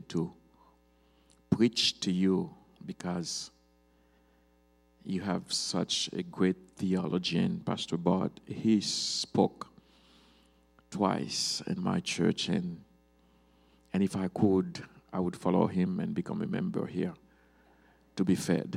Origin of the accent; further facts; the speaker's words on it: Cap-Haïtien, Nord, Haiti; also born or lived in Georgia, United States; I am originally from Haiti, in Cap Haitien, the northern part of Haiti.